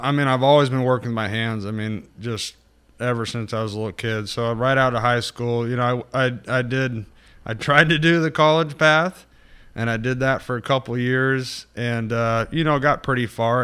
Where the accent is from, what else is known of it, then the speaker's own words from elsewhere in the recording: Northern California, United States; also born or lived in Santa Rosa; I was born and raised mainly in Northern California. Uh, Santa Rosa is where I started and kind of, uh, north from there